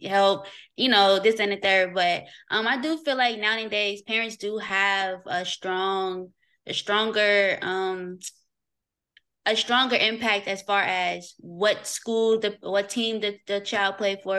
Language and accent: English; Louisville, Kentucky, United States; now in Atlanta, United States; I'm born and raised in Louisville, Kentucky